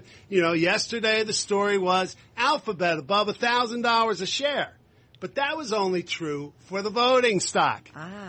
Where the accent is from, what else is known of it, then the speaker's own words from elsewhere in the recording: New Jersey, United States; in my home state and yours, Carol, New Jersey